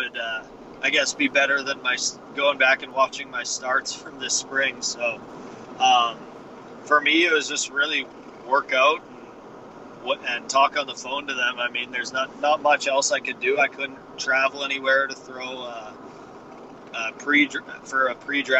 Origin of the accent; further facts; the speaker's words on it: small town Saskatchewan, Canada; moved away as an adult; I signed my contract on my back deck in my hometown.